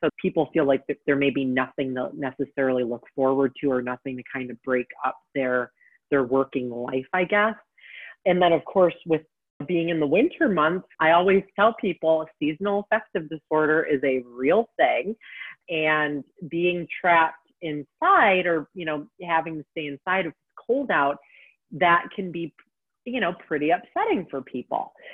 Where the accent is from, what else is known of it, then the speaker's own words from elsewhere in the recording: Detroit, Michigan, United States; now in Texas, United States; my home state of Michigan. I don't live there currently, but I'm from Detroit